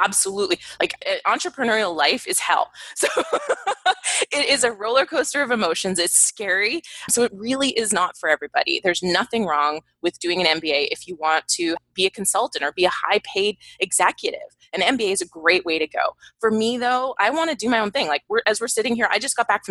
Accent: Canada; moved away; I'm from Canada originally.

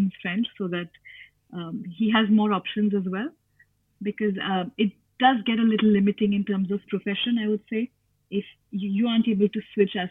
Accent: India; moved away; coming from India

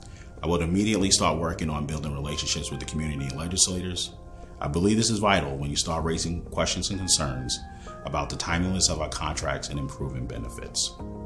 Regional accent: New York City, New York, United States; Growing up in Brooklyn

